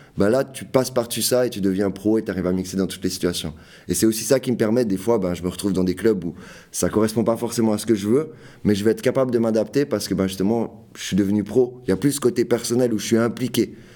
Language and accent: French; Fribourg, Switzerland; je viens de Fribourg